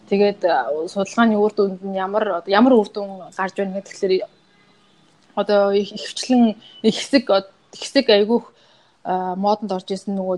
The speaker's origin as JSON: {"language": "Mongolian", "country": "Mongolia", "moved": "yes", "lives_now": "China"}